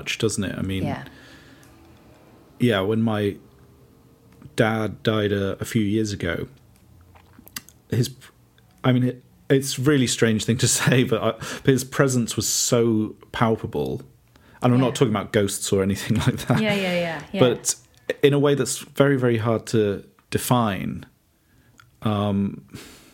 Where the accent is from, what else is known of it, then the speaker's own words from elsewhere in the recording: Bristol, South West England, United Kingdom; I grew up in Bristol